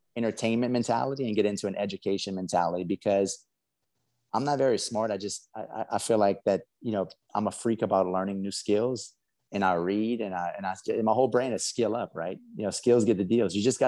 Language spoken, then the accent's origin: English; South Louisiana, United States; I'm from South Louisiana. I got a funny accent. We crawfish and alligators and all that crazy stuff.